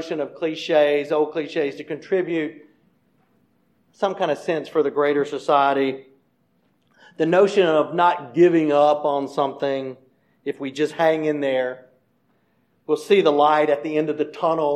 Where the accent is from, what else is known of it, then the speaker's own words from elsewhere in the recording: United States; moved away; I grew up over on Sedgefield Street